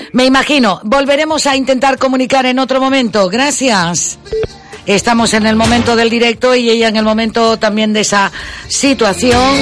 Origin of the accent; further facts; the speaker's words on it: Gran Canaria, Canary Islands, Spain; aunque no seamos de Tejeda pero todos somos gran canarios y canarios